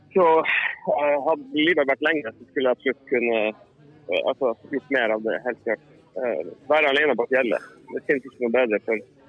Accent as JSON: {"language": "Norwegian", "region": "Northern Norway", "country": "Norway", "accent": "Northern Norwegian dialect", "moved": "as an adult", "lives_now": "Sweden", "said": "jeg har jo fortsatt samme dialekt, selv om jeg har bodd eh, 20 år i Sverige. Så jeg blir vel kjent på som en slags halveksotisk halv eh, halvklovn eh, fra Nord-Norge."}